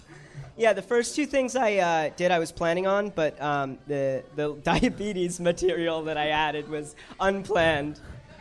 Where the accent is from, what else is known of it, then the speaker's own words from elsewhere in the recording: New Jersey, United States; also born or lived in New York; I'm from New Jersey.